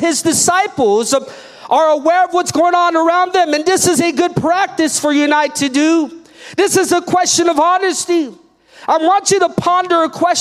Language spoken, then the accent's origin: English; United States; being American and being born in this privilege